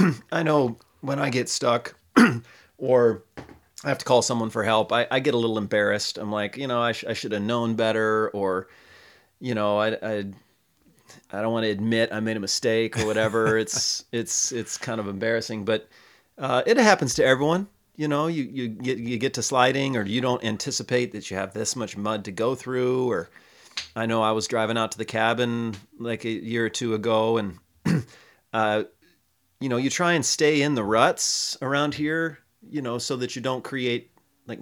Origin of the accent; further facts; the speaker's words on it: Detroit, Michigan, United States; And it's different than the mud I grew up in Detroit.